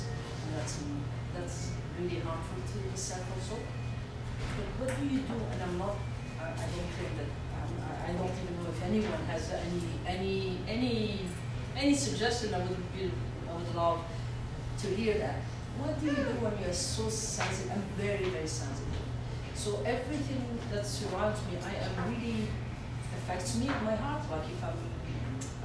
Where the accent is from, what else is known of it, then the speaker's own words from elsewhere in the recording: Algeria; now in Canada; I was a kid growing up in Algeria